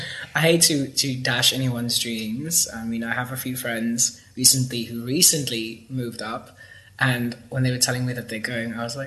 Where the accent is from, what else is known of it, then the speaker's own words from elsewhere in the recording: Cape Town, Western Cape, South Africa; also born or lived in Chicago, United States; I was born in Cape Town, and the only place I've ever lived other than Cape Town was just outside of Chicago in the United States.